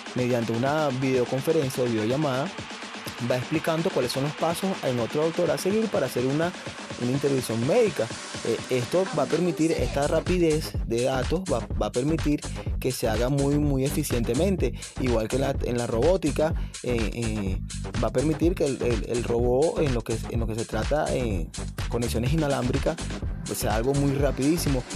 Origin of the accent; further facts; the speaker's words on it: Venezuela; aquí en Venezuela